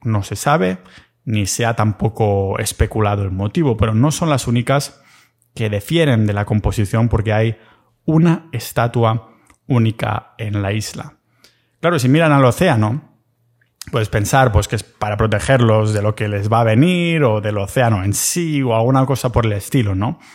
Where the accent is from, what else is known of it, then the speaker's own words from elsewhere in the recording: Catalonia, Spain; accent: Catalan; que se me va el acento catalán